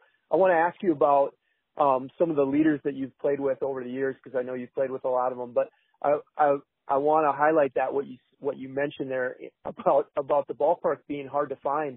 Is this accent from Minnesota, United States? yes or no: yes; Rochester, Minnesota, United States; growing up in Rochester